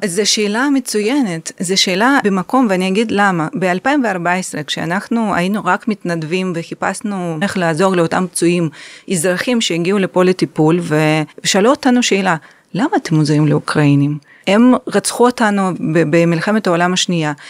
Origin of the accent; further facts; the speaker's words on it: Ukraine; now in Israel; אני במקור מאוקראינה, נולדתי שם